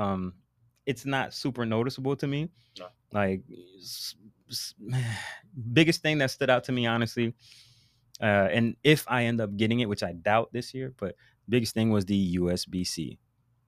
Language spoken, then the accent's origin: English; United States; we're American